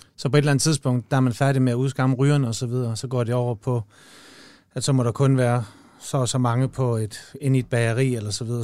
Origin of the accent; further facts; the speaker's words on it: Denmark; jeg er fra Jylland